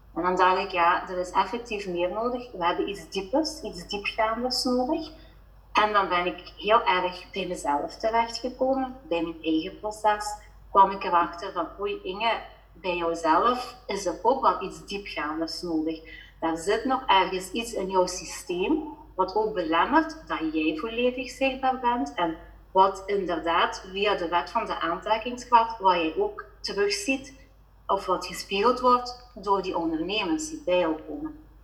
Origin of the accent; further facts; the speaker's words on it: Belgian Limburg, Flanders, Belgium; accent: Belgian Limburg; also born or lived in Netherlands; Ik woon inderdaad in eh, België. En mijn accentje te horen Belgisch-Limburg.